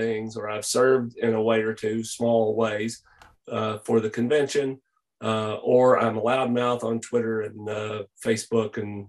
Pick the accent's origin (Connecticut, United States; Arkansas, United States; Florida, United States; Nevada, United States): Arkansas, United States; Lake City; now in Texas, United States; I was born in Lake City, Arkansas, which from here in Texas, I tell people, drive to Arkansas, keep driving until it's not pretty anymore. And that's where I came from. My family were very committed Southern Baptist churchgoers, grew up in that realm.